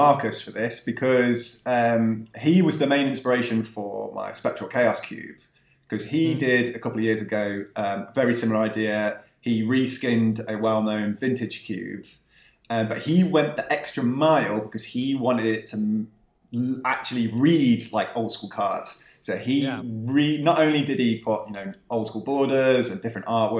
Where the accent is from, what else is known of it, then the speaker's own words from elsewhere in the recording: West Midlands, United Kingdom; I grew up in the West Midlands in the UK